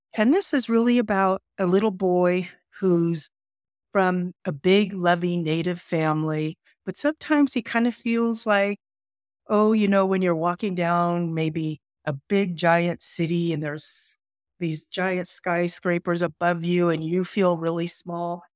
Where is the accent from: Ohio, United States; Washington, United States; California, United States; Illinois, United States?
California, United States; I grew up in California.